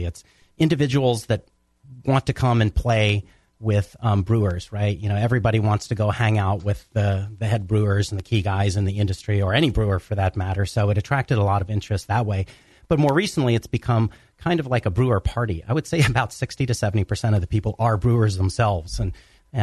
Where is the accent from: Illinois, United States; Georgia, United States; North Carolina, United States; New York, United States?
Georgia, United States; Atlanta; moved away; I was from Atlanta, too. We grew up in Atlanta